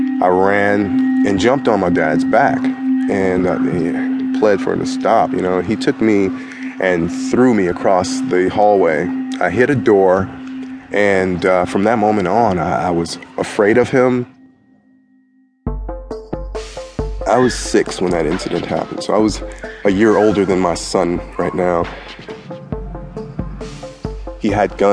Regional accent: Detroit, Michigan, United States; I grew up in Detroit, Michigan, born in 1970.

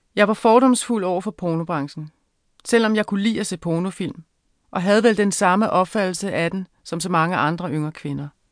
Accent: Avedøre, Capital Region of Denmark, Denmark; also born or lived in Frederiksberg; jeg voksede op i et parcelhusområde i Avedøre i 70'erne og starten af 80'erne

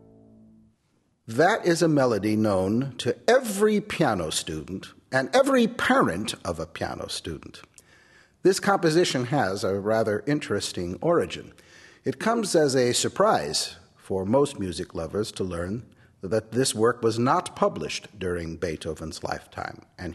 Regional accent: United States; I'm the American pianist

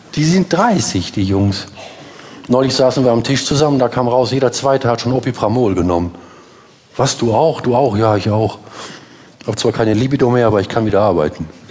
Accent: Essen, North Rhine-Westphalia, Germany; Bei uns in Essen

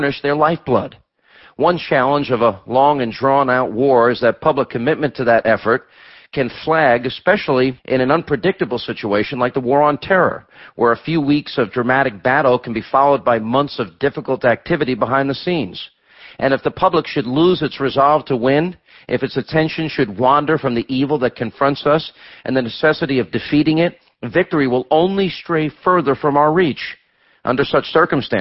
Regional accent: United States; as an American

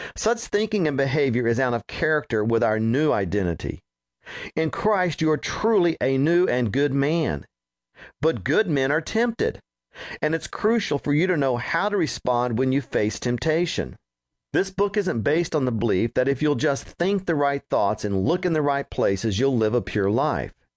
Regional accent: Roswell, New Mexico, United States; moved away as an adult; also born or lived in Texas; the home where I grew up in Roswell, New Mexico

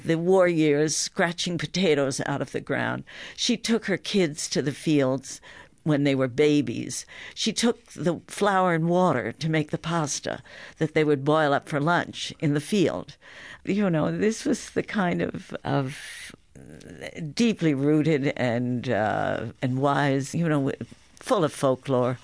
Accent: United States; moved away as an adult; also born or lived in Tuscany, Italy; we grew up with here in the States

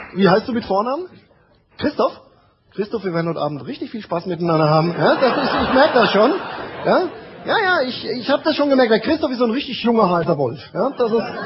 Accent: Amorbach, Bavaria, Germany; bin geboren, aufgewachsen in Amorbach

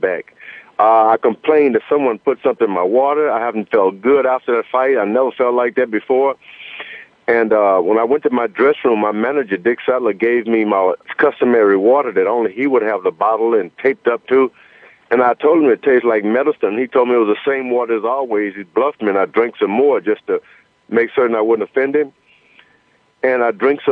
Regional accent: United States; I was from America

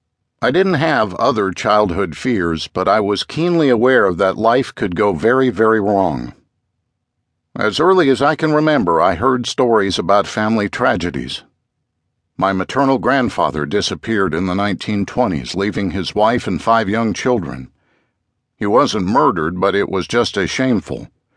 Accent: Corvallis, Oregon, United States; When I was growing up near the Oregon State University campus in Corvallis, Oregon, my bedroom window was above my father's basement workshop.

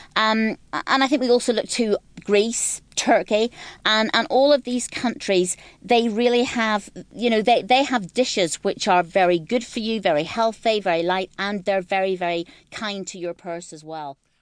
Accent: Ireland; moved away as an adult; now in London, United Kingdom; I'm from Ireland, so I didn't grow up with this at all. But when I moved to London

